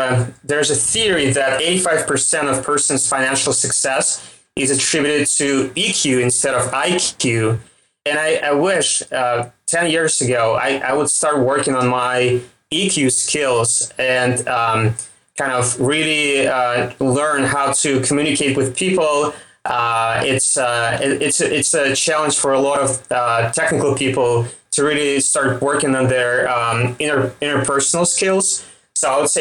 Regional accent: Russia; accent: Russian; English is a second language; my Russian accent

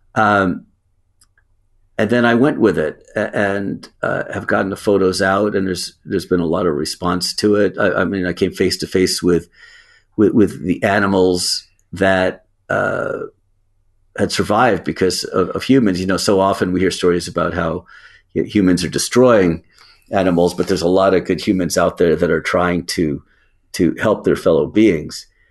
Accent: United States; as an American

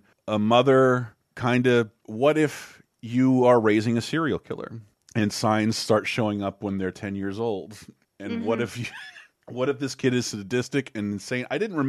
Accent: United States; as an American

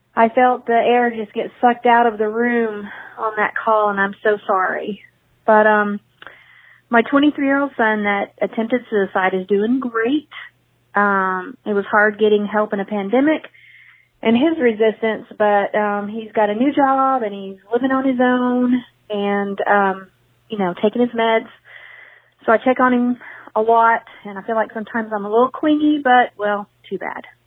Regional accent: Tulsa, Oklahoma, United States; I grew up in Tulsa

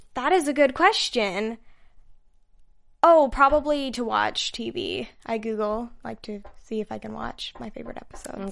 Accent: Utah, United States; moved away; I'm from Utah

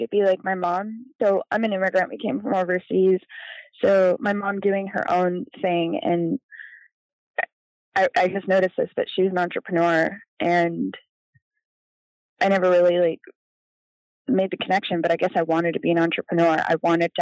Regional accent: Colorado, United States; now in Texas, United States; Colorado, which is actually my home state.

